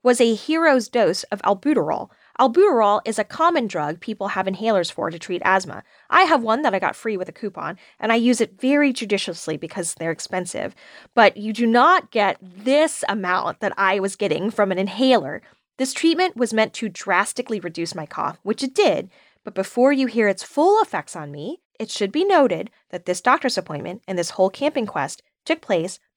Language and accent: English; the South, United States; I'm a Southerner